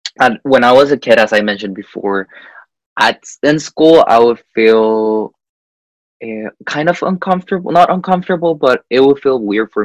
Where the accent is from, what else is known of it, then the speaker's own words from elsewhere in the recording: Guatemala; moved away as an adult; also born or lived in Hong Kong; now in South Korea; I was raised for 17 years in Guatemala, and then I went to Hong Kong to study in LPC, and right now I'm currently in Korea.